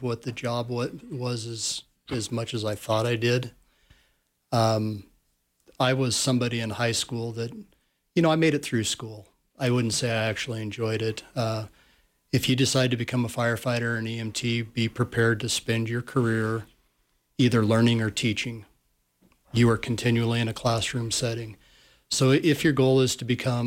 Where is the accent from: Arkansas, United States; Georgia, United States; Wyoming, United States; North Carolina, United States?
Wyoming, United States; Sheridan; also born or lived in South Dakota; I actually grew up in Sheridan, Wyoming, class of 1988, Sheridan Bronc